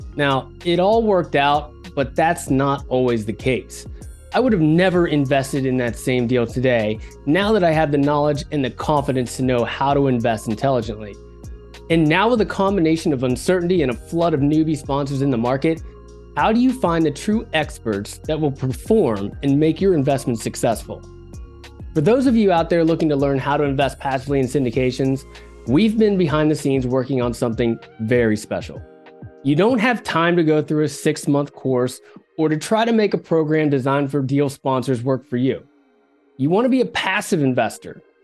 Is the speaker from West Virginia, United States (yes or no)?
yes; West Virginia, United States; I'm from West Virginia, so we're used to mining coal